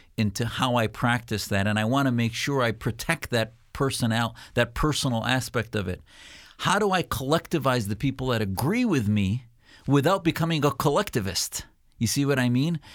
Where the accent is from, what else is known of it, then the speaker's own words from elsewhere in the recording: United States; as a Muslim, as an American